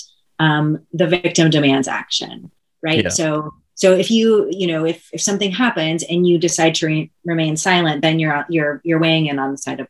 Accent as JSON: {"language": "English", "region": "Kansas", "country": "United States", "moved": "yes", "said": "I'm from Kansas"}